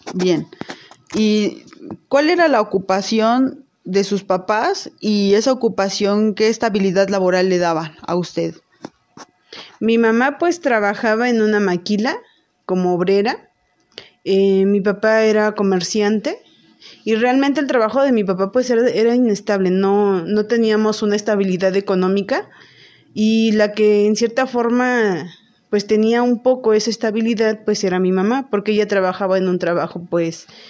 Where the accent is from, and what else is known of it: Teziutlán, Puebla, Mexico; born or raised there; now in Puebla, Mexico